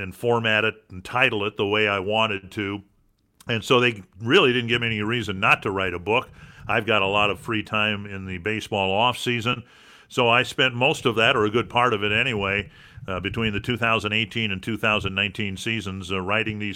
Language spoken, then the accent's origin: English; Dumont, Minnesota, United States; my hometown of Dumont, Minnesota